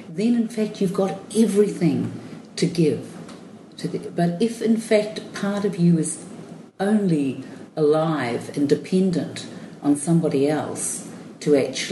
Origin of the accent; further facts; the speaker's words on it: Cape Town, Western Cape, South Africa; I was born in Cape Town.